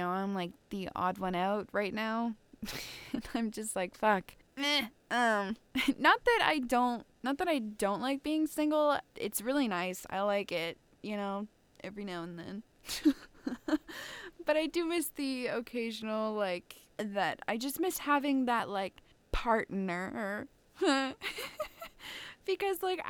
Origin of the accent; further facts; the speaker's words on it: Ontario, Canada; I live in a fucking small ass town